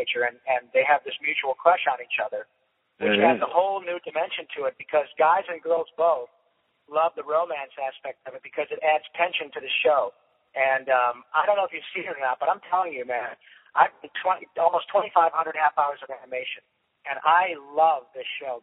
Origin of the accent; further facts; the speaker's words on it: Detroit, Michigan, United States; moved away; when I was a kid growing up in Detroit